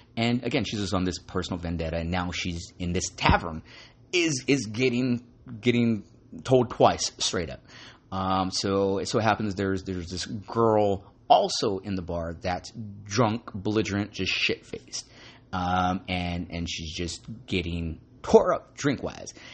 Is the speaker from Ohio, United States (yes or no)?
no; Santa Ana, California, United States; I love going to the Frida Cinema or theater in Santa Ana, uh, my hometown.